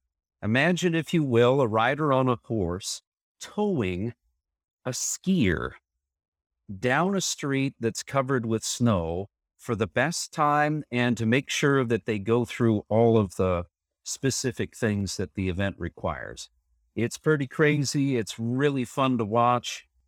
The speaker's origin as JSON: {"language": "English", "region": "Nebraska", "country": "United States", "lives_now": "Sheridan, United States", "said": "Certainly. I'm originally from Nebraska, as is my wife, Ann."}